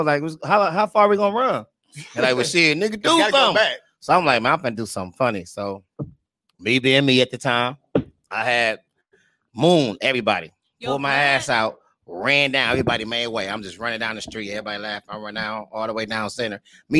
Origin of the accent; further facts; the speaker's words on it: Detroit, Michigan, United States; I'm from Detroit. Like, Detroit.